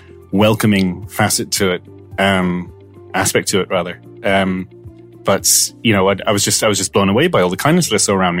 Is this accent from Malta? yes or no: yes; Malta; now in Ireland; I'm half Scottish, half Maltese, right? Mm. I grew up in Malta.